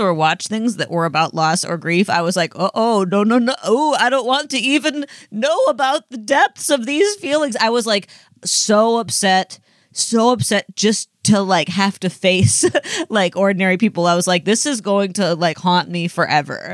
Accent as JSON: {"language": "English", "country": "United States", "tie": "born or raised there", "said": "I grew up on the Mississippi"}